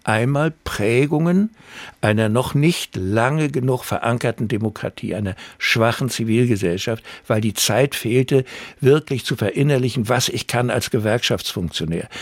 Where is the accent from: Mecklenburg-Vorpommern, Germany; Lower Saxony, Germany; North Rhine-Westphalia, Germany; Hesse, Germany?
Mecklenburg-Vorpommern, Germany; Rostock; meine Heimat, Uni Rostock